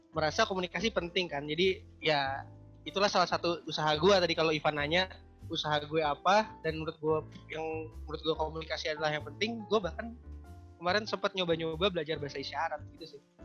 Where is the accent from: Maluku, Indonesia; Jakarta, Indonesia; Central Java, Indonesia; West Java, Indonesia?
Jakarta, Indonesia; moved away as an adult; also born or lived in Java; now in Bandung, Indonesia; gue asli Jawa dan besar di Jakarta gitu tapi gue sekarang praktek di Bandung